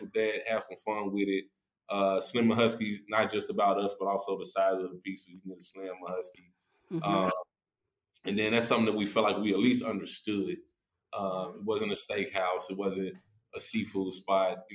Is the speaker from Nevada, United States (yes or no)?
no; Nashville, Tennessee, United States; I'm from East Nashville